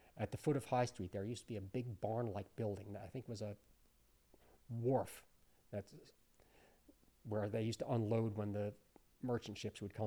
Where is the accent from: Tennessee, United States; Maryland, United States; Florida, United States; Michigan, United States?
Maryland, United States; Chestertown; moved away; also born or lived in New York; growing up in Chestertown